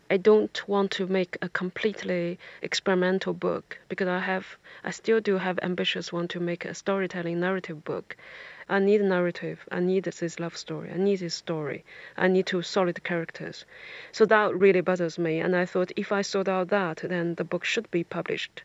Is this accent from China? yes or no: yes; China; first language Chinese; English is a second language; moved away as an adult; now in England, United Kingdom